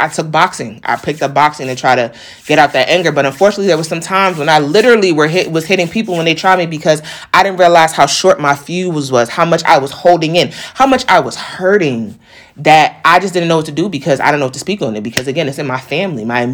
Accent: New York, United States; I'm a New Yorker too

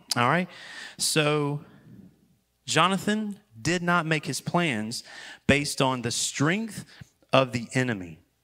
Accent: Wendell, North Carolina, United States; I was born and raised in Wendell, Wendell, when it was Wendell, and now it's Wendell.

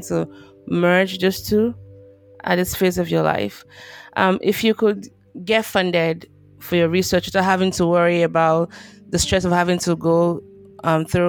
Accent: Nigeria; moved away as an adult; now in United States; I'm Nigerian born, moved to the US a while ago

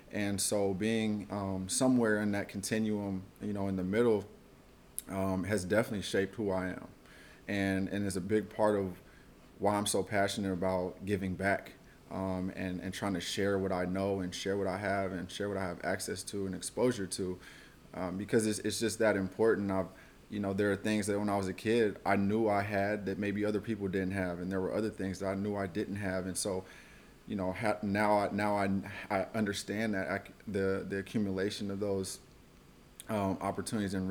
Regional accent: Oakland, California, United States; also born or lived in Washington, District of Columbia, United States; I'm from Oakland, California. Uh, grew up here, went to college at Howard University in DC. I was out there from 2007 to 2012. And upon graduation, I moved back to Oakland.

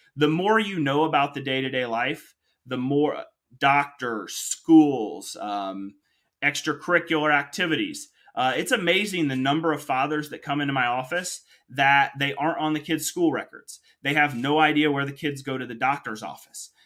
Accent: Kokomo, Indiana, United States; I'm Indiana born and raised, alum of Indiana University

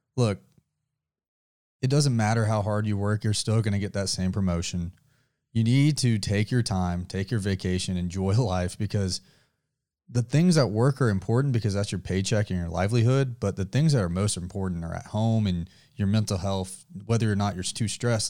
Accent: the South, United States; We are from the South

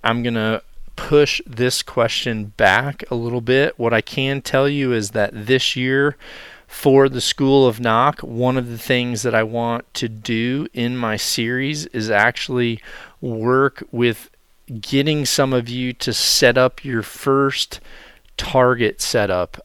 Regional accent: Iowa, United States; my home state of Iowa

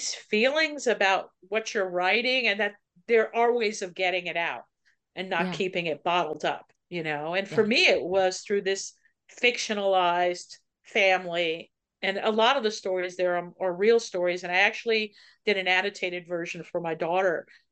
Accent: Levittown, New York, United States; I grew up in Levittown

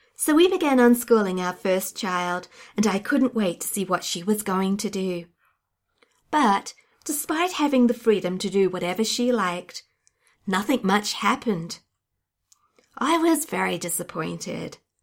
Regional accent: Australia; I'm an Australian unschooling blogger, YouTuber, and podcaster

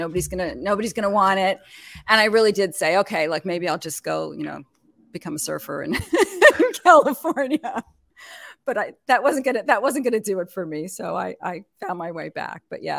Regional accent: Montreal, Quebec, Canada; moved away as an adult; also born or lived in New York; I mean, I actually am originally from Canada, from Montreal. So my accent is like all over the place. And I moved to New York to go to graduate school. And I lived there for forever and raised my children there.

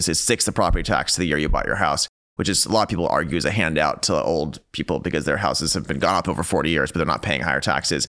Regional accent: California, United States; I come from California

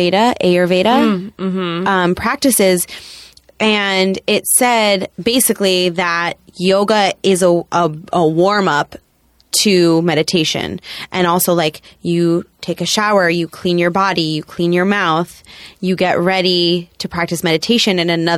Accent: New York, United States; I still like a lot of distraction as a New Yorker.

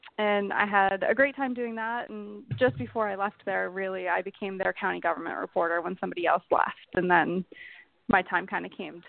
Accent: Illinois, United States; moved away as an adult; also born or lived in California; now in Maryland, United States; I grew up in Illinois, and I went to community college

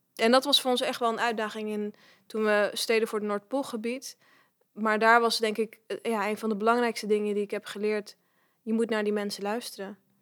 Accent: Netherlands; ik ben geboren en getogen in Nederland

